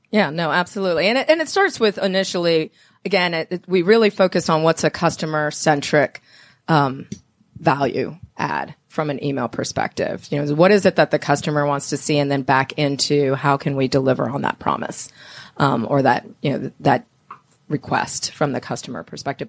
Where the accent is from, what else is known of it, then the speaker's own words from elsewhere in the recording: Miami, Florida, United States; now in Atlanta, United States; I'm from Miami